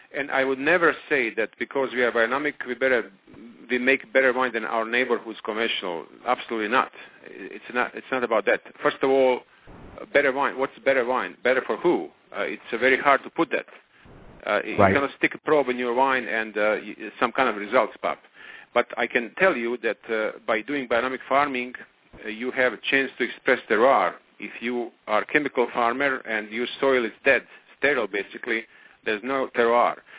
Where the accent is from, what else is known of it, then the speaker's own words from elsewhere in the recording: Croatia; now in Napa, United States; I'm from Croatia